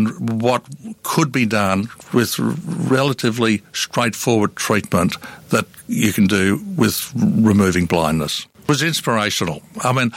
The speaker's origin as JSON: {"language": "English", "town": "Melbourne", "region": "Victoria", "country": "Australia", "tie": "born or raised there", "said": "I was born in Melbourne in 1947"}